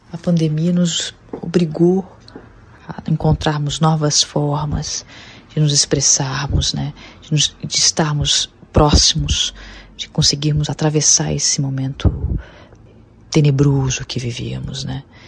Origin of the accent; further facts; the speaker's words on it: Rio de Janeiro, Brazil; Rio de Janeiro, a cidade onde eu nasci